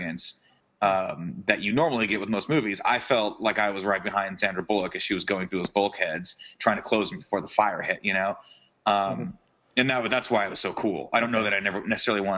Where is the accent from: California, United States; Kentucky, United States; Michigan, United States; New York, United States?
California, United States; Southern; I'm from Southern California